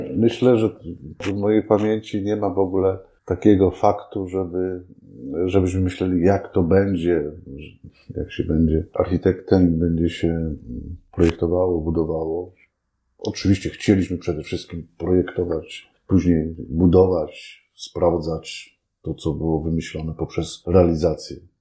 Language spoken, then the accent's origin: Polish; a small village near Kraków, Lesser Poland, Poland; ja pochodzę, nie pochodzę z Krakowa, pochodzę z takiej małej wsi pod Krakowem